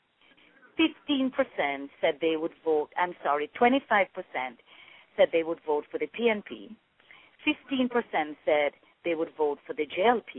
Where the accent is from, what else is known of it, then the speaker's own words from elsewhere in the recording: Jamaica; moved away as an adult; I lived abroad for many, many years, so I used to be described as a Jamaican living in the diaspora.